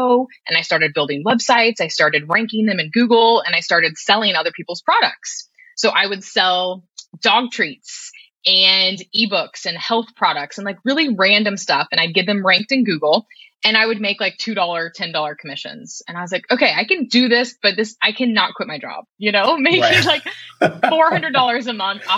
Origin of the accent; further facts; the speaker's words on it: Kansas, United States; I'm from Kansas originally